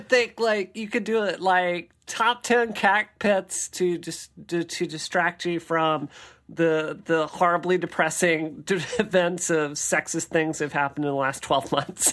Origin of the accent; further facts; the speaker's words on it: Mississippi, United States; I grew up in Mississippi